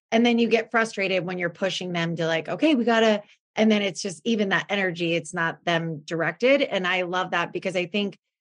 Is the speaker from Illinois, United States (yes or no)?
no; Oregon, United States; also born or lived in California; now in West Linn, United States; we are originally from Oregon. I always say this, but we lived in California for 22 years.